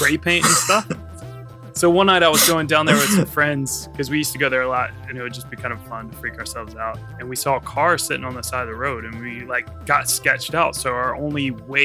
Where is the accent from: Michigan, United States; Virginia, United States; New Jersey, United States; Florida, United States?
Virginia, United States; on the North Carolina border; My hometown's right on the border, Virginia, North Carolina